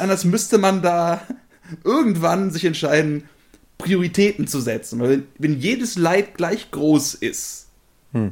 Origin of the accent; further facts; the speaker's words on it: Germany; als Deutsche